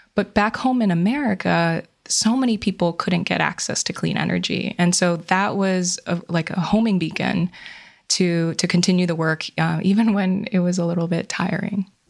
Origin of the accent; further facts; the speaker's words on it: Hawaii, United States; moved away; I grew up in Hawaii